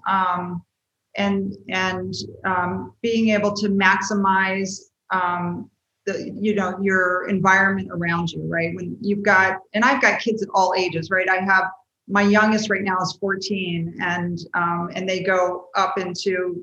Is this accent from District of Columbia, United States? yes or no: yes; Washington, District of Columbia, United States; everybody in my family, except for myself, is from West Virginia. And I grew up in the Washington, D.C.